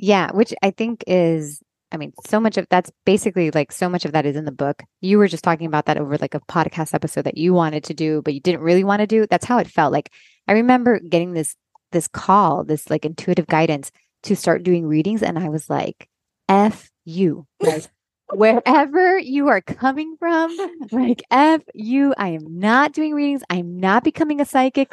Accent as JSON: {"language": "English", "town": "Miami", "region": "Florida", "country": "United States", "tie": "born or raised there", "also_born_or_lived": "Los Angeles", "moved": "as an adult", "lives_now": "North Carolina, United States", "said": "I grew up here in Miami, a Cuban Catholic parents"}